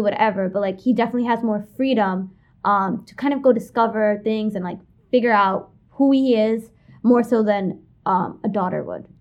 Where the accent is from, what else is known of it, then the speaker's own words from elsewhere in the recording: New York City, New York, United States; I was born and raised in Kensington, Brooklyn, like you said. Been there my whole life in the same house for twenty-one years.